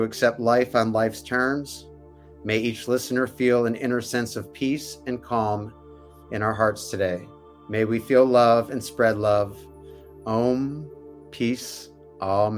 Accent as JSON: {"language": "English", "town": "Detroit", "region": "Michigan", "country": "United States", "moved": "yes", "said": "my Midwest roots of Detroit-ish."}